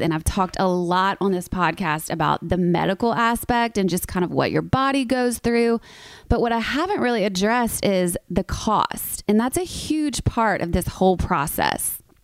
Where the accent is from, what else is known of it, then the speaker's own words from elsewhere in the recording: the South, United States; I'm from the South